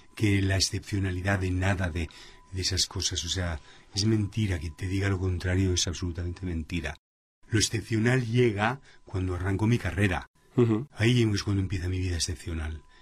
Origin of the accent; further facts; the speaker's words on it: Madrid, Community of Madrid, Spain; also born or lived in Panama; soy español, o sea, en Madrid